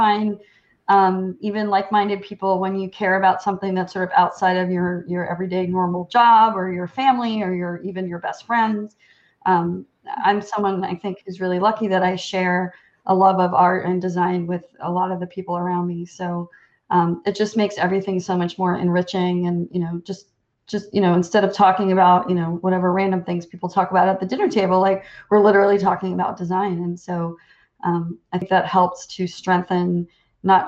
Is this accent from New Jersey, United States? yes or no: yes; Princeton, New Jersey, United States; I grew up in the Princeton, New Jersey area.